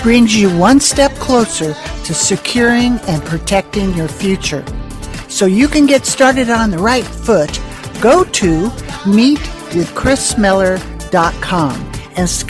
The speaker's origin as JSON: {"language": "English", "area": "Silicon Valley", "region": "California", "country": "United States", "tie": "born or raised there", "moved": "yes", "said": "I grew up in Silicon Valley"}